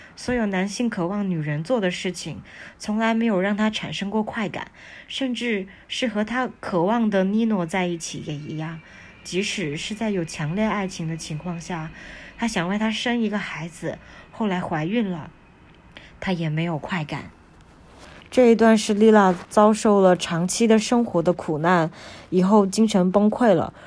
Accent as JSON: {"language": "Chinese", "country": "China", "said": "我们中国不叫街区，我们叫小区哈"}